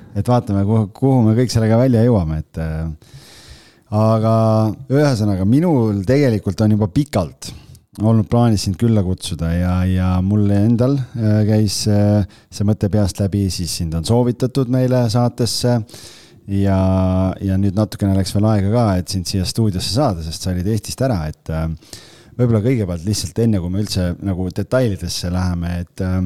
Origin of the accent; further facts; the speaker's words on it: Estonia; ma olen eestlane